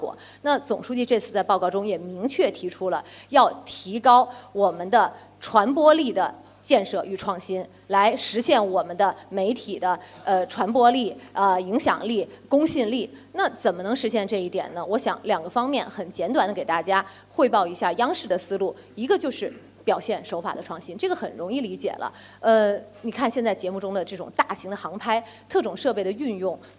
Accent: China; 那种爱国的热情，作为一个中国人的自豪油然而生。

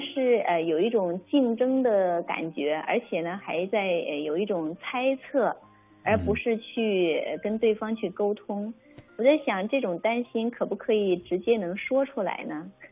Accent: China; 我们中国人说，哎呀，给点儿面子吧

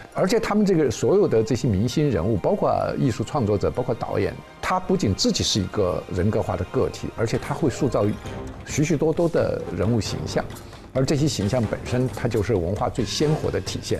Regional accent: China; 我们中国人

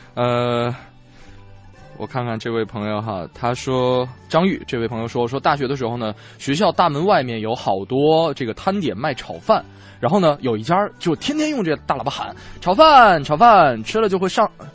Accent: Northeast China, China; moved away; 像我老家东北的冬天

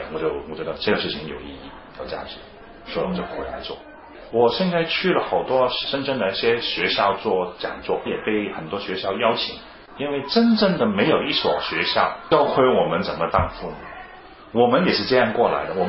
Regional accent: China; 因为我们是中国人，我们更想看到我们中国的孩子有一个健康成长的空间

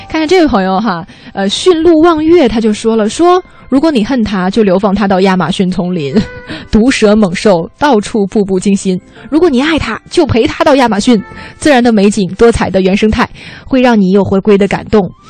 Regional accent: Xi'an, Shaanxi, China; now in Beijing, China; 因为我是西安人嘛

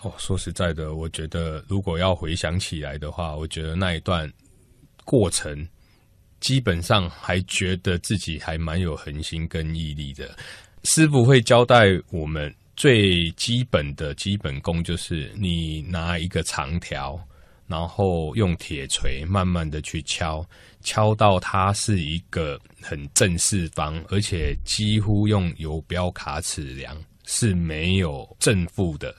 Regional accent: Taiwan; 我是来自台湾的珠宝设计师

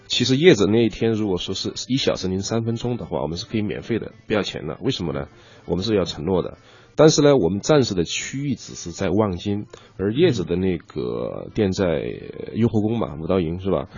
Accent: Chongqing, China; moved away; 因为我是一个，呃，纯的重庆人

